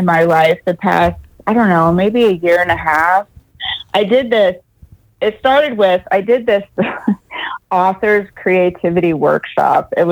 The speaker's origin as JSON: {"language": "English", "town": "Temecula", "region": "California", "country": "United States", "said": "I am from Temecula, California"}